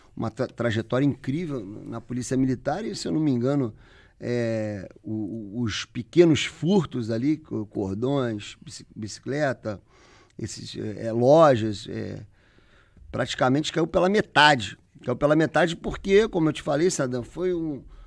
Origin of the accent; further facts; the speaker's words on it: Rio de Janeiro, Brazil; eu como carioca aqui